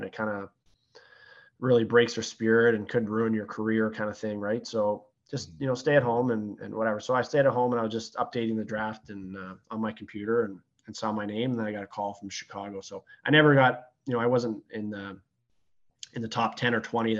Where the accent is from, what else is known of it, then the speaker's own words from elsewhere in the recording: Sarnia, Ontario, Canada; moved away as an adult; also born or lived in Petrolia, Ontario; now in Windsor, Canada; I grew up in Sarnia, Ontario.